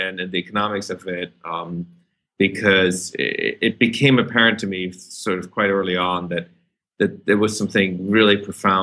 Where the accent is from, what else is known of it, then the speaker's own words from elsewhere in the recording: Germany; moved away; as a teenager growing up in Germany